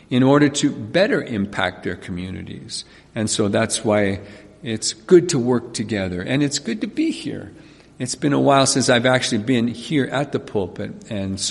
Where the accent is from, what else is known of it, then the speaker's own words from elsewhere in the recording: Carbon, Alberta, Canada; I was born and raised in this province, and actually grew up in Carbon, Alberta